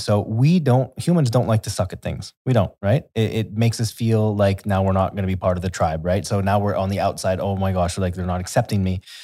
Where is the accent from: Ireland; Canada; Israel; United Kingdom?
Canada; moved away as an adult; also born or lived in Brazil / Thailand; now in Dubai, United Arab Emirates; I'm from Canada